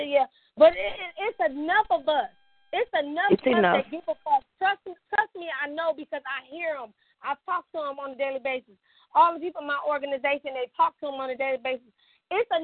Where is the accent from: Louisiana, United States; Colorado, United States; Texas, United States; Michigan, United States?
Michigan, United States; Detroit; now in Birmingham, United States; I'm from Detroit